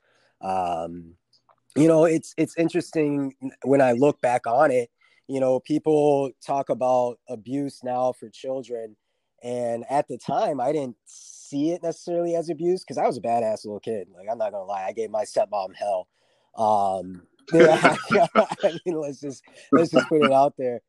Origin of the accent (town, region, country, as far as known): Minnesota, United States; born or raised there; also born or lived in Fort Stewart, Georgia / Havana, Florida